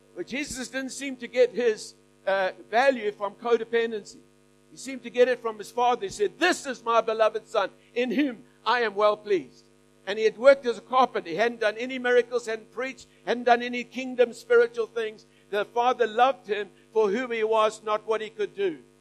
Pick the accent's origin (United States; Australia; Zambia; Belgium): Australia; we're Aussie